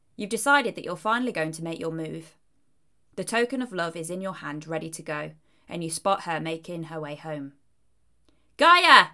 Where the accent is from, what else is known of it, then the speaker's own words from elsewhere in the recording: Leicestershire, East Midlands, United Kingdom; moved away; I originally hailed from Leicestershire if my accent hadn't already given it away.